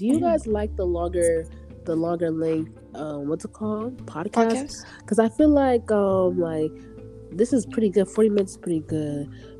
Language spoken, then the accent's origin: English; Chicago, Illinois, United States; moved away as an adult; now in Boston, United States; I'm from Chicago.